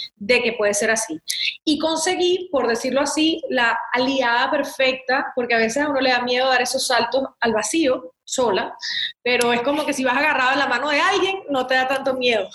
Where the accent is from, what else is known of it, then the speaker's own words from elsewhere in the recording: Venezuela; moved away as an adult; also born or lived in Miami, United States; now in United States; estudié comunicación social en Venezuela, en la universidad, porque creía mucho en seguir formándome en mi país